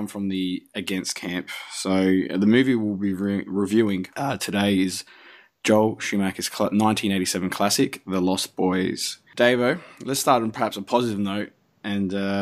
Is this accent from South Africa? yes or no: no; Adelaide, South Australia, Australia; moved away; Having come from Adelaide, the actual murder capital of the world